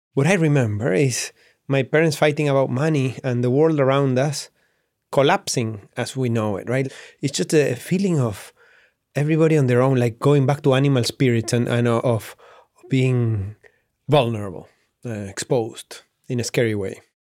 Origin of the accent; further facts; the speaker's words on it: Patagonia, Argentina; growing up in Patagonia, where my parents were and still are to this day sheep ranchers